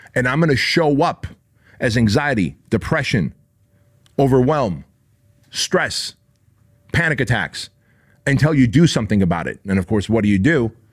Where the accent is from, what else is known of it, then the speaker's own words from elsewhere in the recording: Santa Ana, California, United States; where I grew up in Santa Ana, California